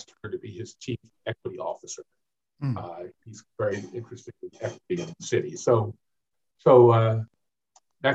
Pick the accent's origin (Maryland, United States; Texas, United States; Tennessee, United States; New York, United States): Maryland, United States; Baltimore; I grew up in Sandtown, Winchester, where Freddie Gray was killed